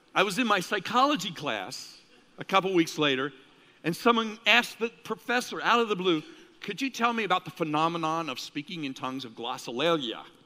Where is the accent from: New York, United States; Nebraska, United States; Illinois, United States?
Illinois, United States; Chicago; I grew up in Chicago